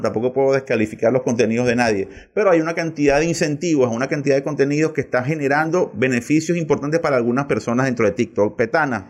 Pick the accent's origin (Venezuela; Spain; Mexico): Venezuela; nosotros aquí en Venezuela